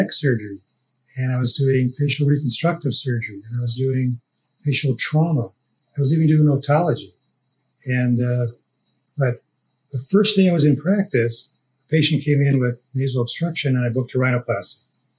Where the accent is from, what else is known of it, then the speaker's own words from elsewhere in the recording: Moline, Illinois, United States; moved away as an adult; also born or lived in San Francisco; now in New York, United States; I was born in Moline, Illinois